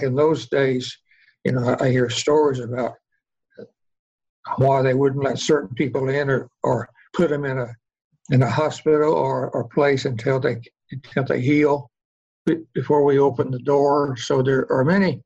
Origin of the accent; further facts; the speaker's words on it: Oklahoma, United States; I come from Oklahoma, actually, land of the red men, red here, Indian